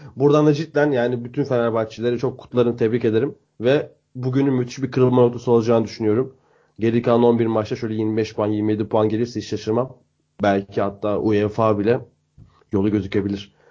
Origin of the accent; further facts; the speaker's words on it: Bursa, Turkey; Bursa'da ikimiz de Bursalıyız.